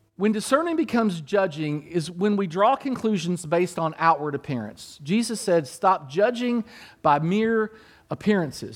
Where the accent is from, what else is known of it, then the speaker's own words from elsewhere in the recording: Kentucky, United States; My mom and dad were from Kentucky. I was born in Kentucky